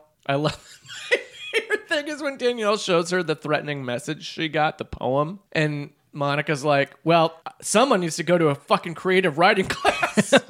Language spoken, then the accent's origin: English; Brazil; I'm from Brazil.